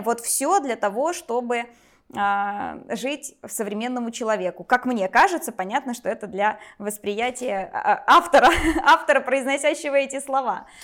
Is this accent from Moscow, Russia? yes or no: no; Voronezh Oblast, Russia; я родилась в Воронежской области, в 50 километрах от самого города, а в Воронеж переехала